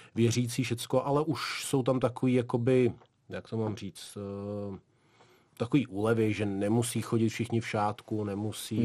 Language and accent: Czech; Dagestan, Russia; now in Czech Republic; A já jsem se tam vlastně narodil, takže odtud vlastně pocházím.